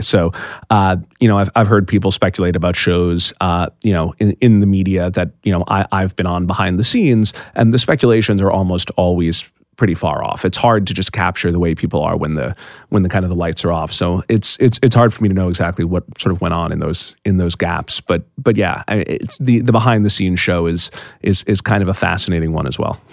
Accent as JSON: {"language": "English", "region": "East Coast", "country": "United States", "said": "I'm from the East Coast. Uh, I had stayed you know, I'd stayed in the East Coast my whole life"}